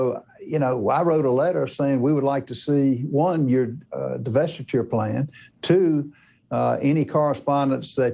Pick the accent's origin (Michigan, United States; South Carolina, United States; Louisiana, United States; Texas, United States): South Carolina, United States; my home state of South Carolina